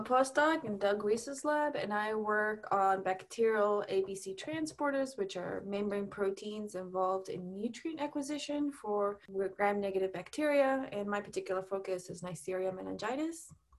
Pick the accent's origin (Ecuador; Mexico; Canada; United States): Ecuador; born there; also born or lived in Australia; So I was born in Ecuador. I've lived in Australia and several states.